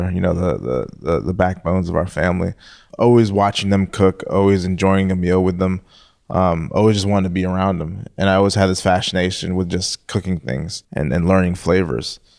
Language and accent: English; Philippines; born there; in the Philippines. Um, my mother's from the Philippines, and um, my my father's side of the family they're Jamaican.